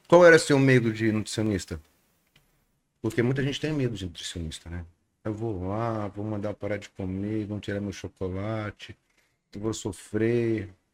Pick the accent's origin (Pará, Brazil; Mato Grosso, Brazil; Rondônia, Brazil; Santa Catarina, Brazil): Rondônia, Brazil; Vilhena; now in Manaus, Brazil; eu sou natural de Vilhena, estado de Rondônia